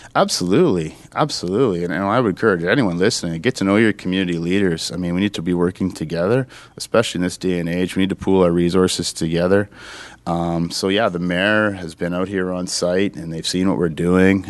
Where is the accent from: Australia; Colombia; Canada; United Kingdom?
Canada; Sudbury, Ontario; this is my hometown. I grew up here